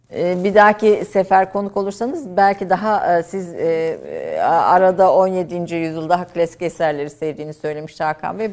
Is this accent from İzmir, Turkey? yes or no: no; Kayseri Province, Turkey; bir Kayserili olarak kaldım